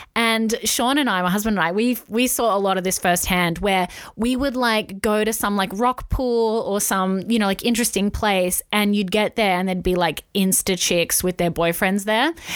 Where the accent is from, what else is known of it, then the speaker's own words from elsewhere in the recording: Wollongong, New South Wales, Australia; we're from Wollongong.